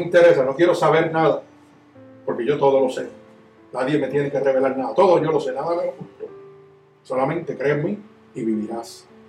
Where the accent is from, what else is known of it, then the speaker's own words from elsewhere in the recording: Puerto Rico; Yo soy puertorriqueño